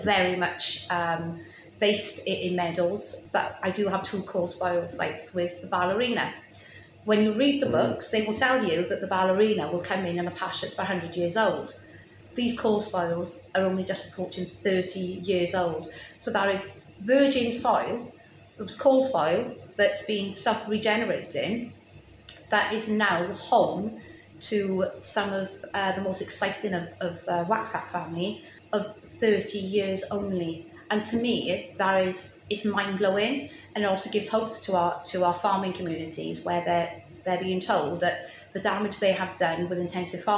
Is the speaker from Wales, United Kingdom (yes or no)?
yes; Rhondda, Wales, United Kingdom; I grew up still in the Rhondda, surrounded by South Wales coal fields